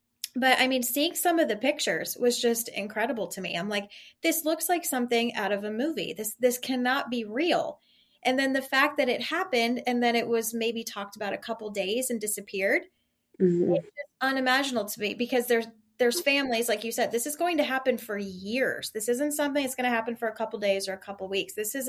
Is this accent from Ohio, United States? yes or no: yes; Ohio, United States; because growing up in Ohio, I was the same. My grandparents lived in the same property for years since my mom was born